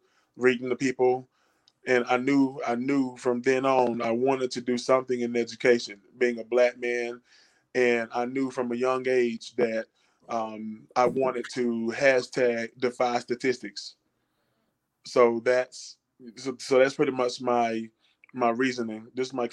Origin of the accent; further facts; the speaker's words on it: Durham, North Carolina, United States; moved away as an adult; now in Asheville, United States; I hail from Durham, North Carolina, originally